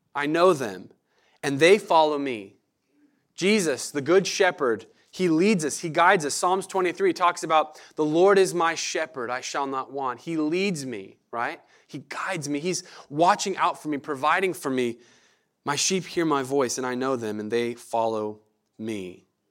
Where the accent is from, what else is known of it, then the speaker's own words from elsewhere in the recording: Medford, Oregon, United States; moved away as an adult; now in Eugene, United States; I grew up in Medford, uh, grew up around the Rogue Valley down there in that area.